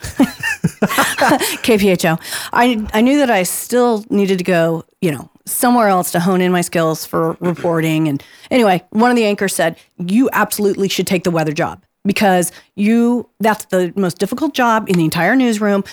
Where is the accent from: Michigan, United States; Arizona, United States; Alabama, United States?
Arizona, United States; Phoenix; I grew up in the West Valley before there was anything out there